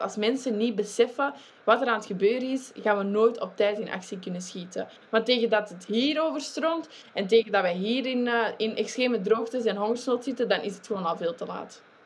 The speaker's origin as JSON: {"language": "Dutch", "region": "Flanders", "country": "Belgium", "said": "in België, ik ben een Vlaming"}